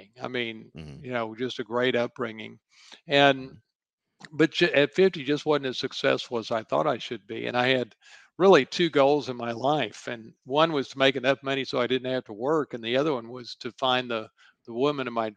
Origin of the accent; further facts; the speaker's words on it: Dallas, Texas, United States; I grew up in Dallas